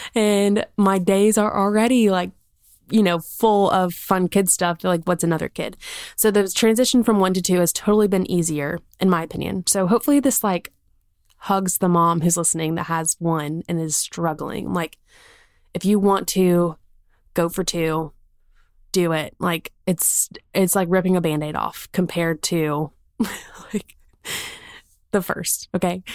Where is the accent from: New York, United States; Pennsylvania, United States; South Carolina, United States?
South Carolina, United States; moved away as an adult; now in Birmingham, United States; We're from South Carolina. Like, that's where our family is. We currently live in Birmingham.